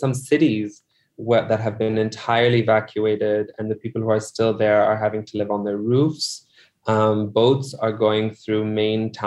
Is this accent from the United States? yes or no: no; Larkana, Sindh, Pakistan; now in Karachi, Pakistan; I'm from Larkana, which is about a 6-hour drive north of Karachi.